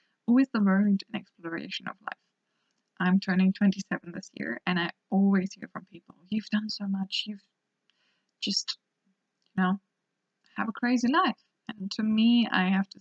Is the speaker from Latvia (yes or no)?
no; Hamburg, Germany; I was born and raised in Germany, up north in Hamburg, and it's a little village near there.